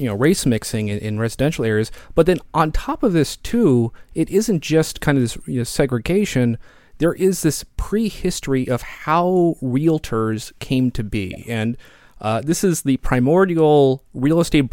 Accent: Cincinnati, Ohio, United States; Cincinnati is, you know, my hometown

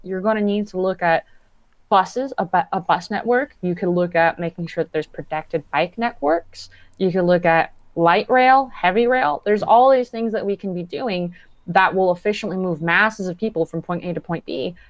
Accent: Downey, California, United States; I grew up and live in Downey, California.

